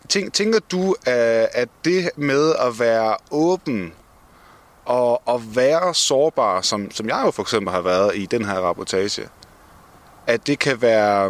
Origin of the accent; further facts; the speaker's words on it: Denmark; som danskere